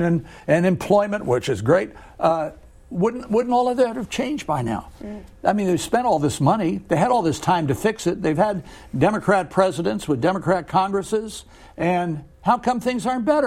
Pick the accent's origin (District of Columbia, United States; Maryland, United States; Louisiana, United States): Maryland, United States; Washington area, suburban Maryland and Northern Virginia, United States; I grew up in the Washington area in suburban Maryland and Northern Virginia, and went to school here